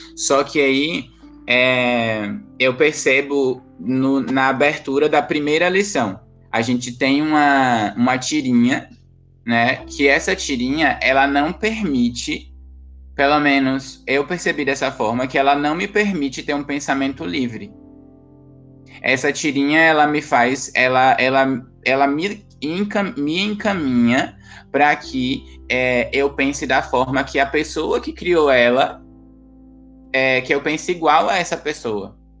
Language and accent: Portuguese; Bahia, Brazil; eu sou baiana